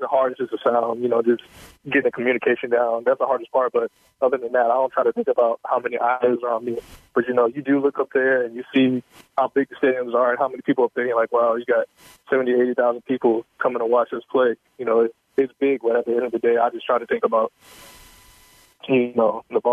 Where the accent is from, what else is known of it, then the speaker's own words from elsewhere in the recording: South Carolina, United States; moved away as an adult; now in Houston, United States; I'm from South Carolina.